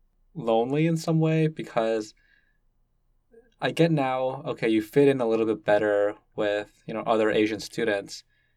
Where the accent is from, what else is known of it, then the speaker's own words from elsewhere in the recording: Toronto, Ontario, Canada; first language Cantonese; English is a second language; I grew up in Scarborough, which is like a very diverse community. But English wasn't my first language. English was my second language. I spoke Cantonese first.